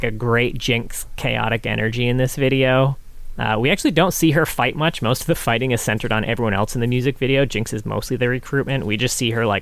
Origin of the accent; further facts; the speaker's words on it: New England, United States; despite being from New England